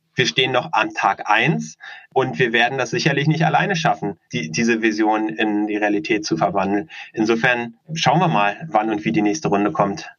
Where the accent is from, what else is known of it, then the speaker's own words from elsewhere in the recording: Berlin, Germany; Wir sind gebürtige Berliner, leben auch hier in Berlin, einige der wenigen